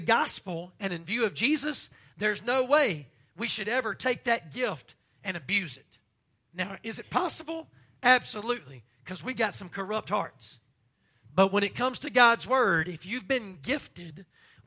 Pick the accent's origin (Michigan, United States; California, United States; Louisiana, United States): Louisiana, United States; I'm from Louisiana